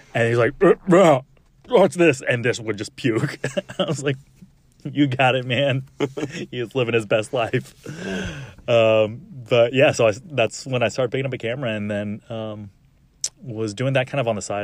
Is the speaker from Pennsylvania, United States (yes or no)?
no; Arlington, Texas, United States; also born or lived in El Paso, Texas; I was born in El Paso, grew up in Arlington